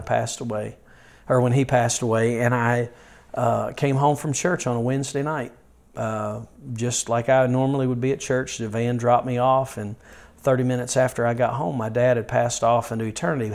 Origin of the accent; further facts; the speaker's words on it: Yadkinville, North Carolina, United States; I was born and raised near Yadkinville, North Carolina, and uh, pretty much have been raised in the rural part of North Carolina all of my childhood and teenage years